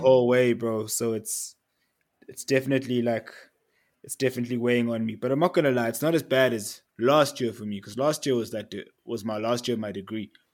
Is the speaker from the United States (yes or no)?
no; Eswatini; now in Johannesburg, South Africa; I'm from Eswatini. I grew up in Eswatini.